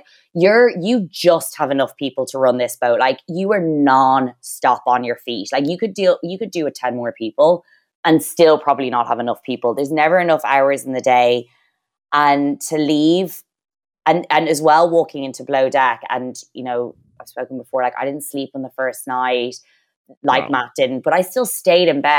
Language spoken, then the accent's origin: English; Ireland; we're Irish